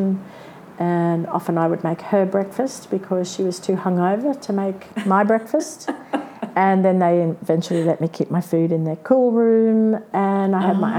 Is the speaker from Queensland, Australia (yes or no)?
yes; Brisbane, Queensland, Australia; moved away as an adult; now in Sydney, Australia; I was from Brisbane